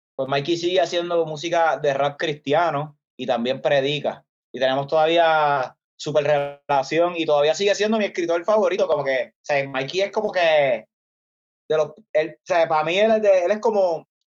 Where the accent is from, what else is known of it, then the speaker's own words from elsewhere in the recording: Isabela, Puerto Rico; de donde soy, Isabela, que es el pueblo, como el town